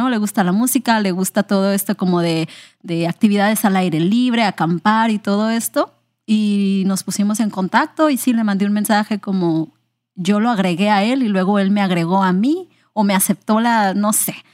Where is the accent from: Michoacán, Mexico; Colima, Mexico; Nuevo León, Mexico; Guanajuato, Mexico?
Colima, Mexico; also born or lived in Manzanillo / Puerto Vallarta / Guerrero; Bueno, yo soy del estado de Colima, en México. Yo nací en Manzanillo y toda mi vida, pues como que en mi infancia nos estuvimos mudando mucho por el trabajo de mi papá.